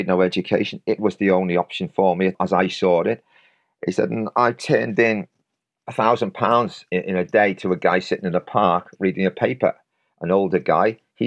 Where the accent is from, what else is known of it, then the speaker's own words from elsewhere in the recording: Knowsley, North West England, United Kingdom; I'm from Stockbridge Village